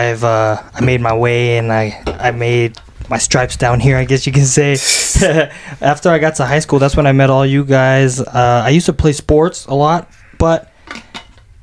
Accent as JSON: {"language": "English", "town": "West Valley City", "region": "Utah", "country": "United States", "tie": "born or raised there", "said": "growing up in West Valley"}